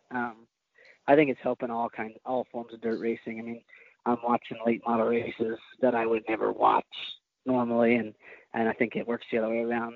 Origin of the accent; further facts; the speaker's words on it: Oklahoma, United States; I was from Oklahoma.